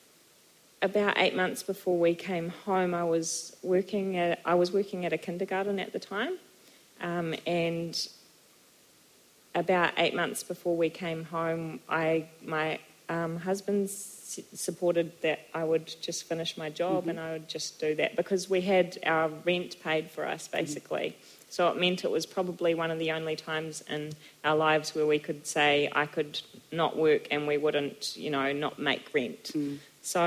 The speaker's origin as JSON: {"language": "English", "country": "New Zealand", "also_born_or_lived": "Germany", "said": "I was far from Aotearoa and I missed home"}